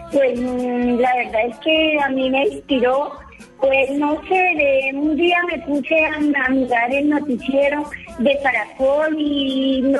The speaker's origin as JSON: {"language": "Spanish", "town": "Monguí", "region": "Boyacá", "country": "Colombia", "tie": "born or raised there", "said": "mi pueblo, que es Monguí."}